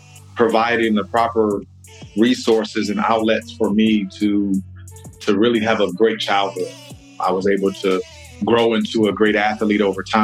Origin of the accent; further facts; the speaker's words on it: Detroit, Michigan, United States; moved away as an adult; now in Florida, United States; I'm an East Sider. I grew up on East State Fair, I-75, in that area. So born and raised there.